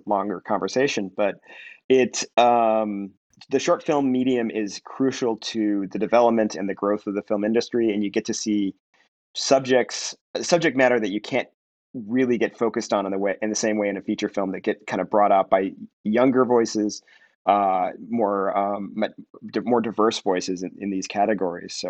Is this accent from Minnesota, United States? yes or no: yes; Minneapolis, Minnesota, United States; now in Los Angeles, United States; I grew up in Minneapolis